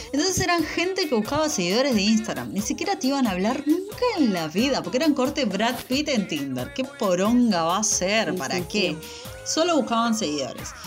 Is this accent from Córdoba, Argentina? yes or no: no; Lanús, Buenos Aires Province, Argentina; nací criada en la Lanús